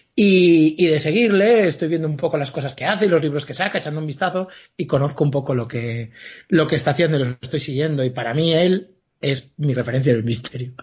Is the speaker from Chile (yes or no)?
no; Galicia, Spain; como buen gallego